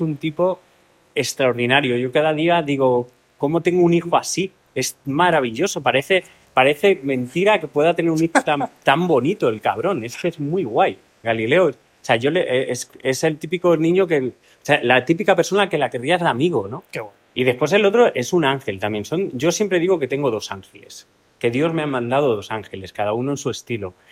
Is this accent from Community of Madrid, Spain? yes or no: yes; Alcalá de Henares, Community of Madrid, Spain; En Alcalá de Henares, que es mi tierra